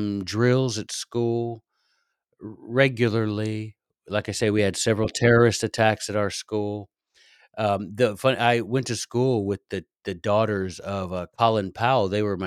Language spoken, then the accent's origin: English; Frankfurt, Hesse, Germany; I grew up in Western Europe. Most of the time in Frankfurt, Germany.